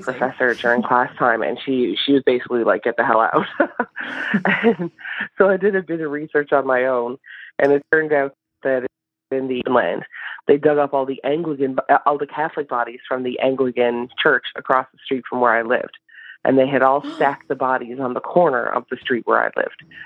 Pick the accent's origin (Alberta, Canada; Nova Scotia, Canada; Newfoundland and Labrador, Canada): Newfoundland and Labrador, Canada; also born or lived in St. John's, Newfoundland; now in Nunavut, Canada